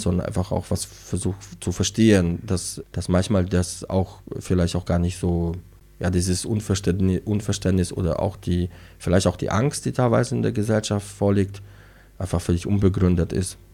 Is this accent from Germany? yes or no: no; Poland; moved away; Ich bin zum Beispiel in Polen geboren, was ja sehr katholisch und dann kommunistisch geprägt war